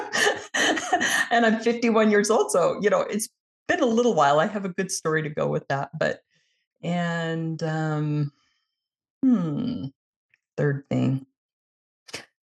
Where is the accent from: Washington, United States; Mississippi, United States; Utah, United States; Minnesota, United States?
Utah, United States; I'm in Utah in the United States